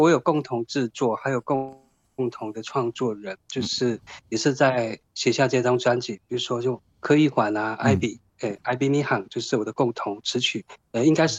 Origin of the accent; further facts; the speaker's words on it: Hongye Village, Wanrong Township, Hualien County, Taiwan; first language Truku; moved away; 我来自于花莲县万荣乡红叶村。